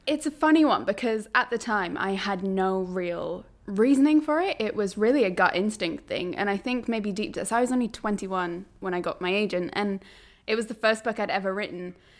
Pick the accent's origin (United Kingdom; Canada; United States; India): United Kingdom; Berwick-upon-Tweed, North East England; moved away as an adult; also born or lived in Newcastle; I grew up in Berwick upon Tweed, which is pretty much as northern as you can get while still being in England